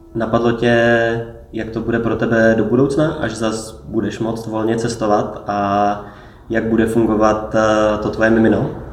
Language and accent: Czech; Czechia; tady u nás v Čechách